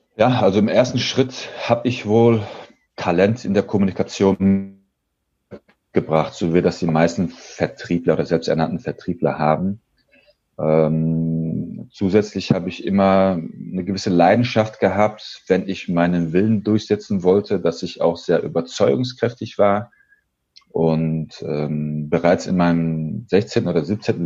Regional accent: Dortmund, North Rhine-Westphalia, Germany; Ich bin nämlich Sohn türkischer Einwanderer, bin gebürtiger Dortmunder, 36 Jahre alt

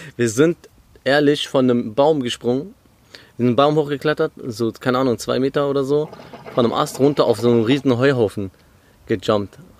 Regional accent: Krombach, Germany; moved away; ich bin in Krombach aufgewachsen.

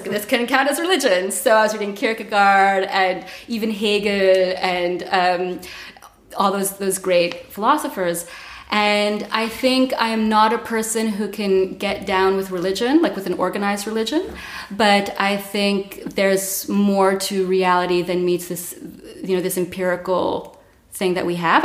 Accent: Montreal, Quebec, Canada; moved away as an adult; now in Berlin, Germany; I'm from Montreal. I've been in Berlin for 14 years.

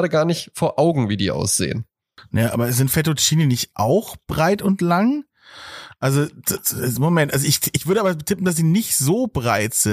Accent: Bavaria, Germany; Ich hab einfach Gelust, Gelust, ein Glusserer, wie man bei uns in Franken sagt.

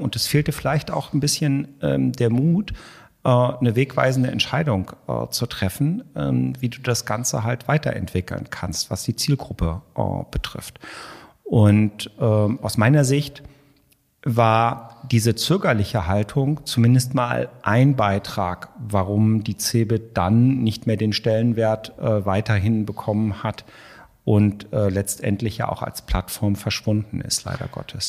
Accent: Hanover, Lower Saxony, Germany; moved away as an adult; also born or lived in Munich / Hamburg; ich komme aus der Weltstadt Hannover

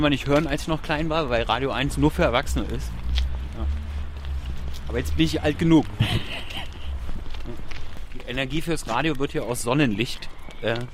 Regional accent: Berlin, Germany; bin ja Berliner, das ist mein Heimatöffi quasi.

